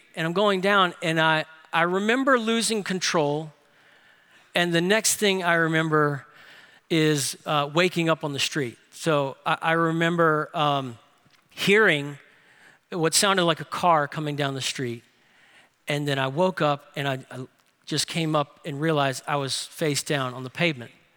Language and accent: English; New Orleans, Louisiana, United States; Grace King High School where I went to school in New Orleans